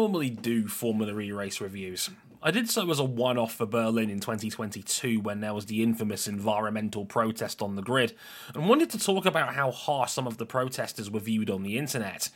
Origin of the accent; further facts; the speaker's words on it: United Kingdom; I'm a British citizen